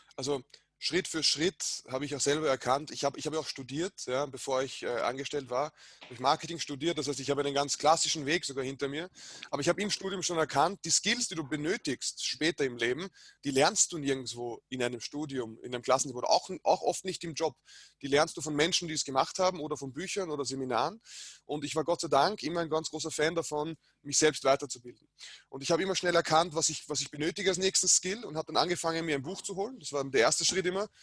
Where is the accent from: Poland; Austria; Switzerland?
Austria; Vienna; ich bin in Wien geboren